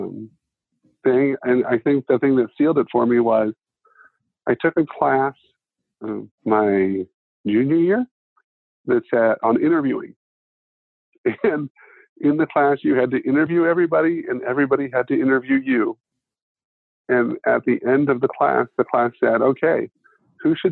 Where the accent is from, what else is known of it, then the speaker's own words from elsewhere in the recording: Ada, Ohio, United States; There are 2,500 people in my hometown, and I graduated from a class of 73.